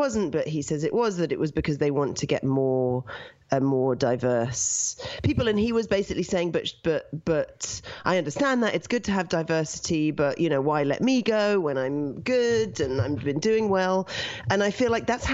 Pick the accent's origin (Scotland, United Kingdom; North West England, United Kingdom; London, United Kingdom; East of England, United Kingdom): London, United Kingdom; now in Canada; I was born in London